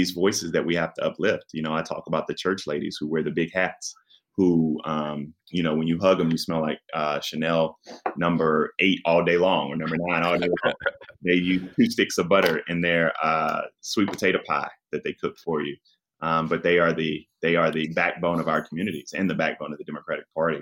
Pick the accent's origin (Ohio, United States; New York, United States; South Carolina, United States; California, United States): South Carolina, United States; Denmark; growing up in Denmark, South Carolina, where we had three stoplights and a blinking light